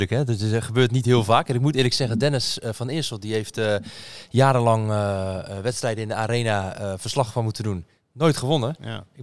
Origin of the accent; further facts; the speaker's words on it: Japan; Dutch is a second language; now in Rotterdam, Netherlands; Ik kom uit Japan. Ik woon in Nederland.